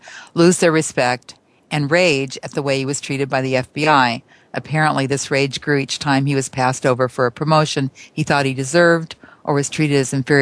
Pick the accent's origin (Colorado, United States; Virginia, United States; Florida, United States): Colorado, United States; near Florence; Florence, Colorado, yeah. It's actually not too far away from my hometown